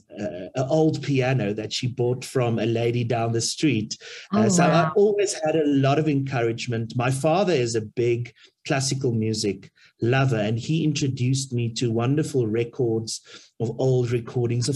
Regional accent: Middelburg, Mpumalanga, South Africa; now in Pretoria, South Africa; I grew up in Middelburg, in Mpumalanga

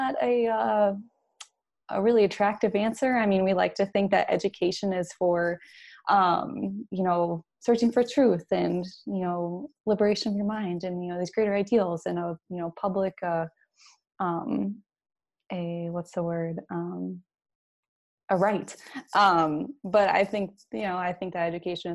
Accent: rural Illinois, United States; moved away as an adult; also born or lived in Chicago, Illinois; now in Indiana, United States; Went through elementary and high school in a rural community in Illinois

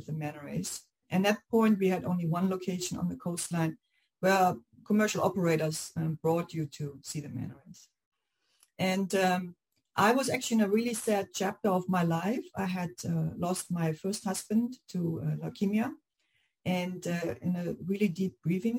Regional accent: Germany; moved away as an adult; now in Hawaii, United States; I grew up in Germany

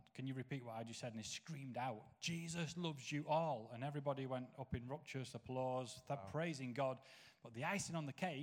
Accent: Knottingley, Yorkshire and the Humber, United Kingdom; I grew up Nottingley in West Yorkshire on an estate called Warwick Estate

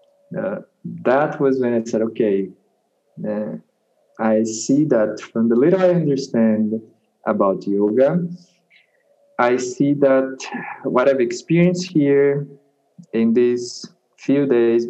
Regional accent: Brazil; also born or lived in Brasilia, Brazil; I'm from Brazil.

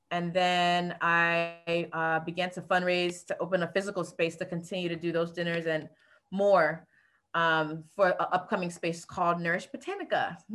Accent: U.S. Virgin Islands; also born or lived in South Florida, United States; now in Atlanta, United States; I am originally from the Virgin Islands by way of the projects in South Florida, which is a food insecure community. So I went to college at, um, in Florida for advertising, found my way to Atlanta

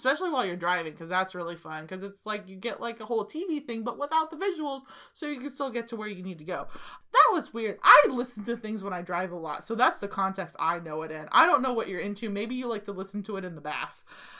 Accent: United States; I'm American.

